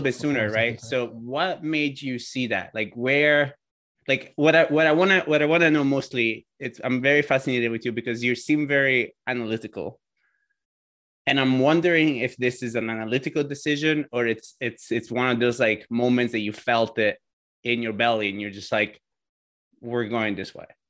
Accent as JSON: {"language": "English", "country": "Italy", "moved": "yes", "lives_now": "United States", "said": "I immigrated to the states from Italy"}